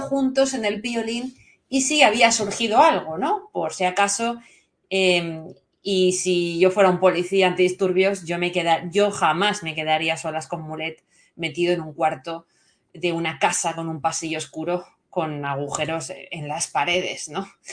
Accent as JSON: {"language": "Spanish", "region": "Valencian Community", "country": "Spain", "said": "lo que somos los valencianos"}